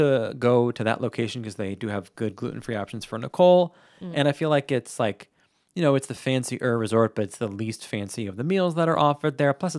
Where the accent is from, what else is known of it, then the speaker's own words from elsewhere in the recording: Long Island, New York, United States; now in Florida, United States; I grew up on Long Island, surrounded by ocean.